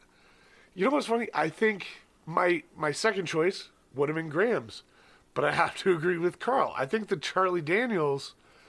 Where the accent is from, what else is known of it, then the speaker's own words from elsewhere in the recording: Lethbridge, Alberta, Canada; The country bar in my hometown.